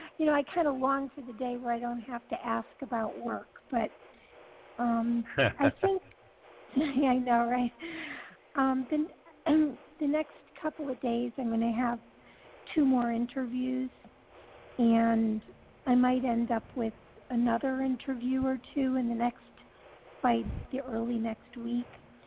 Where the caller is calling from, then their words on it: California, United States; from California.